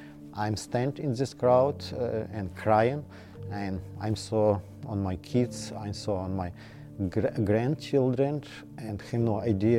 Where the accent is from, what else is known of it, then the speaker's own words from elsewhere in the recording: Ukraine; English is a second language; moved away as an adult; now in Rhode Island, United States; I came here from Ukraine.